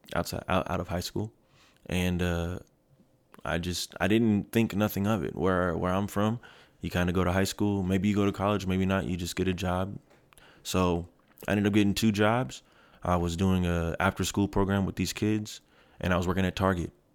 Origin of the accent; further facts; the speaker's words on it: Kent, Washington, United States; moved away as an adult; also born or lived in Seattle / Federal Way / Germany / Red Deer, Alberta; I'm from Kent. Um, so I went to Kent Meridian my first three years of high school. I lived with my mom